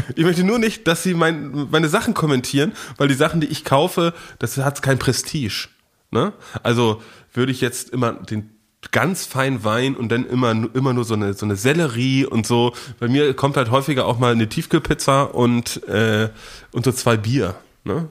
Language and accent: German; Dithmarschen district, Schleswig-Holstein, Germany; moved away; da, wo ich herkomme, aus äh, Norddeutschland, aus dem schönen Landkreis Dithmarschen